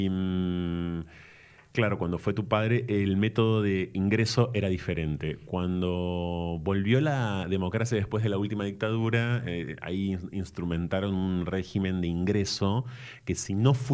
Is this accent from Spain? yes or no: no; Ensenada, Baja California, Mexico; Bueno, porque nací en esa ciudad en el año 76 em, y estuve en Ensenada hasta el, hasta